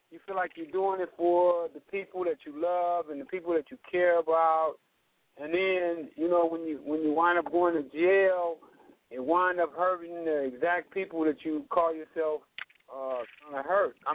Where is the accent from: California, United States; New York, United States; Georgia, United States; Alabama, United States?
California, United States; Los Angeles; I grew up in South Central Los Angeles.